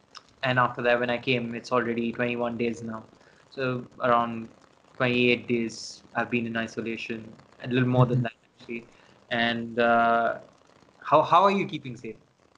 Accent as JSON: {"language": "English", "region": "London", "country": "United Kingdom", "said": "knew that I was from this thing. I was from London."}